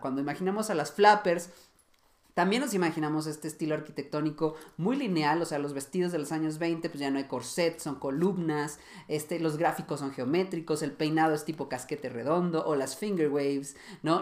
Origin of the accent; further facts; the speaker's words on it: Mexico; yo que soy de México